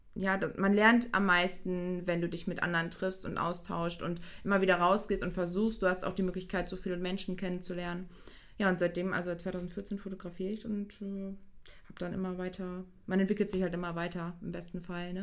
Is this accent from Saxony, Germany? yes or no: no; Hüllhorst area, North Rhine-Westphalia, Germany; also born or lived in Giessen, Hesse; ich hier aus der Heimat komme, also ich komme so Hülle aus der Ecke